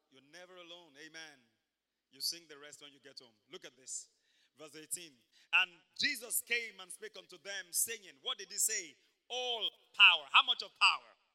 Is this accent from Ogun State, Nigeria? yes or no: no; Ibadan, Oyo, Nigeria; moved away; I grew up in Mokola, Mokola, Mokola